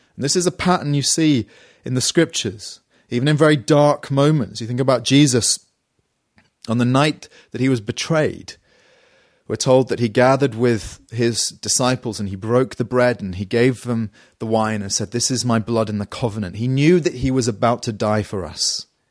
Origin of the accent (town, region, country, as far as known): United Kingdom